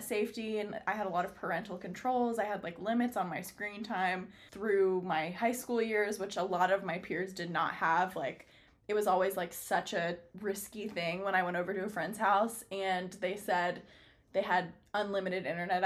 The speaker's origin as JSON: {"language": "English", "town": "San Francisco", "region": "California", "country": "United States", "tie": "born or raised there", "said": "I was born in San Francisco"}